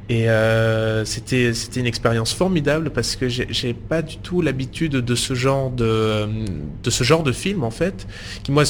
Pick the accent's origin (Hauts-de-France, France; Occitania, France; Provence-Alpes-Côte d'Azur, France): Provence-Alpes-Côte d'Azur, France; Maubec; j'ai grandi dans le sud de la France, dans la région d'Avignon, dans un petit village qui s'appelle Maubec, près de Cavaillon.